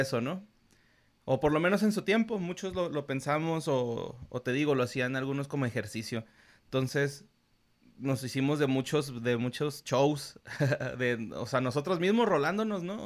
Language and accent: Spanish; Ciudad Juárez, Chihuahua, Mexico; yo soy norteño, soy fronterizo